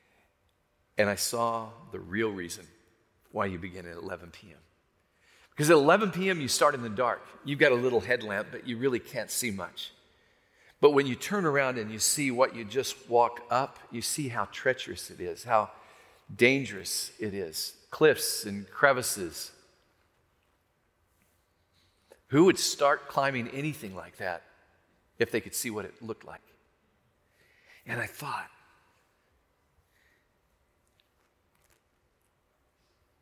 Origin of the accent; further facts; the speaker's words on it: Arkansas, United States; that hillbilly boy, I'm a hillbilly from Arkansas.